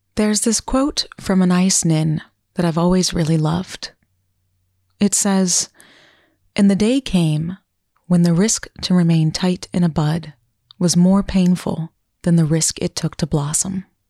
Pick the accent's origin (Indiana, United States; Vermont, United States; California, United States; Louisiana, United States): Vermont, United States; my home state of Vermont